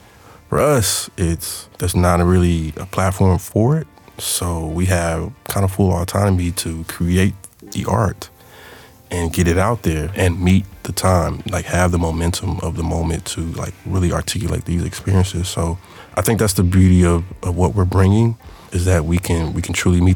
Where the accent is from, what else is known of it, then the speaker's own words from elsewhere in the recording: Longview, United States; moved away; Longview is my hometown